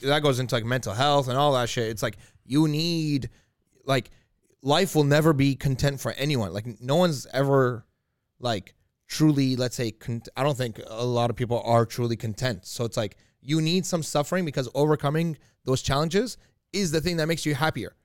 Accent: Iraq; moved away; I was born in Iraq

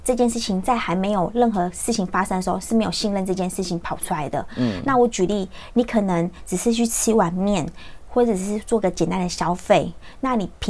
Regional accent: Xinzhuang, New Taipei, Taiwan; 我就在新庄长大

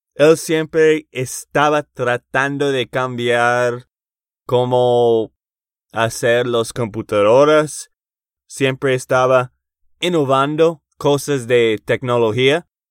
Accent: Texas, United States; de Texas, Estados Unidos

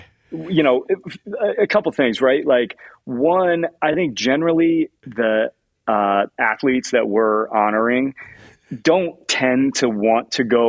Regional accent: Indianapolis, Indiana, United States; I'm a giant Indianapolis Colts fan. I grew up in Indianapolis.

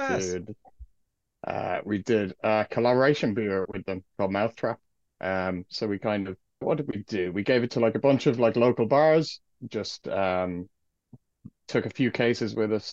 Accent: County Clare, Ireland; moved away as an adult; also born or lived in Galway; now in Bristol, United Kingdom; I'm from Clare

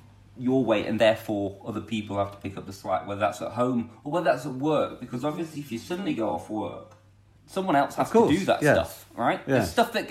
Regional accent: Lancashire, North West England, United Kingdom; now in North Oxfordshire, United Kingdom; We're both from Lancashire.

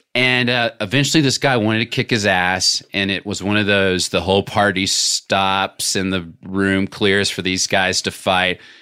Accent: Little Rock, Arkansas, United States; moved away; growing up in Little Rock

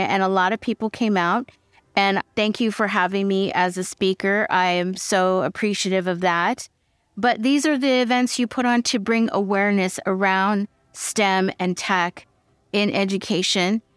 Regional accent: Fresno, California, United States; I'm from Fresno

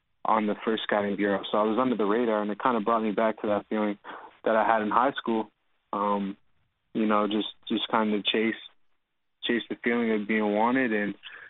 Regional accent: Dartmouth, Nova Scotia, Canada; moved away; also born or lived in Louisiana; growing up in Nova Scotia was kind of hard because we all played at like the same field

